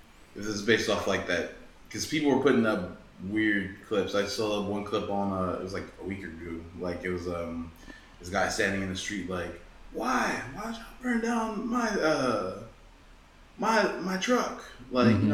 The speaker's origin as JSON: {"language": "English", "region": "Georgia", "country": "United States", "said": "I'm from Georgia"}